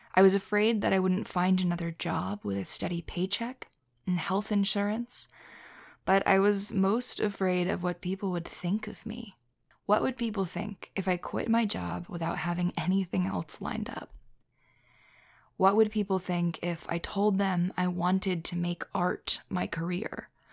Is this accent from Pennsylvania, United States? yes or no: yes; Philadelphia, Pennsylvania, United States; as a Philadelphian, as someone who's, you know, from there